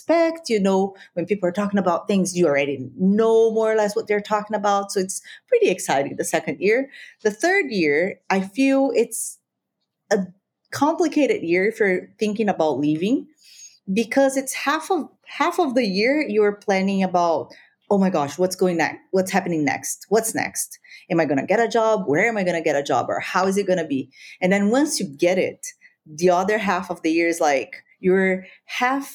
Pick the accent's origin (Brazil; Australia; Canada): Brazil; first language Spanish; English is a second language; moved away as an adult; also born or lived in Peru; now in Abuja, Nigeria; I grew up in Brazil